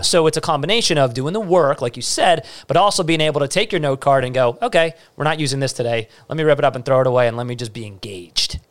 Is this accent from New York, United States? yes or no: yes; New York City, New York, United States; I'm, I'm from Staten Island